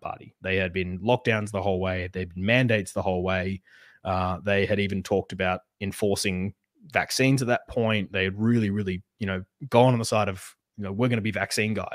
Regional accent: Western Australia, Australia

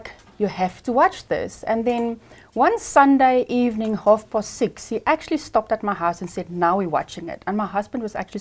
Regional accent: Ermelo, Mpumalanga, South Africa; I am from Ermelo, Mpumalanga.

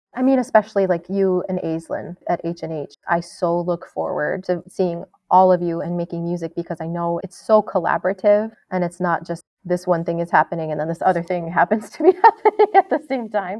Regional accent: New York, United States; I grew up in New York State

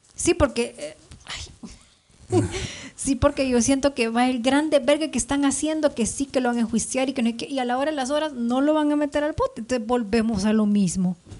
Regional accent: El Salvador; now in Guatemala; mi pueblo queda tan cerca de aquí, son tres horas

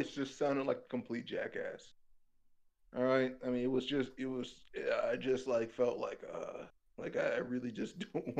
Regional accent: Wisconsin, United States; I'm from Wisconsin

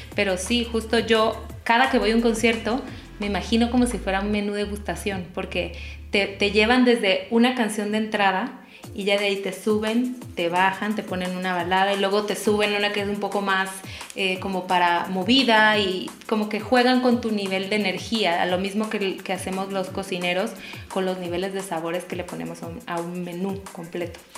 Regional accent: Tabasco, Mexico; soy de Tabasco

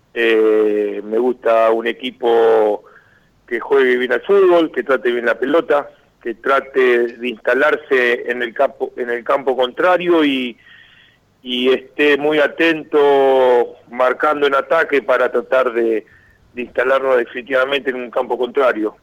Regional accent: San Andrés de Giles, Buenos Aires Province, Argentina; yo tengo un complejo acá en mi pueblo, en San Andrés de Giles

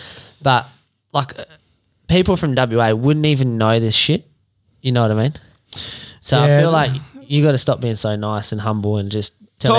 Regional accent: England, United Kingdom; now in Australia; I grew up in England

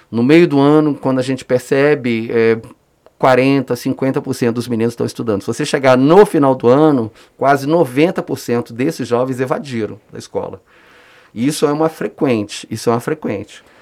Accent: Brasília, Federal District, Brazil; no plano piloto, onde eu nasci, praticamente nasci e vivi a minha adolescência inteira

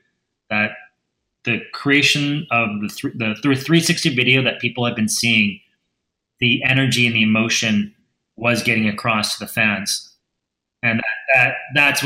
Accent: Edmonton, Alberta, Canada; also born or lived in Vancouver area, British Columbia; now in British Columbia, Canada; I'm originally from Edmonton

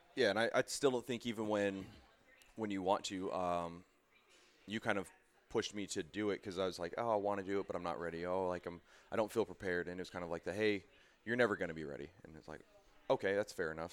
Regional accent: Boise, Idaho, United States; moved away as an adult; I'm originally from Boise, Idaho.

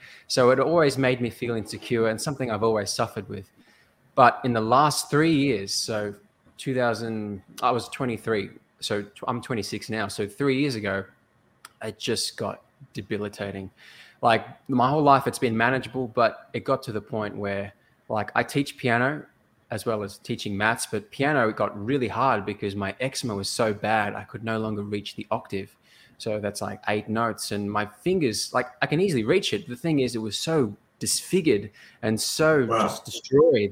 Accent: Melbourne, Victoria, Australia; I'm from Melbourne, Australia

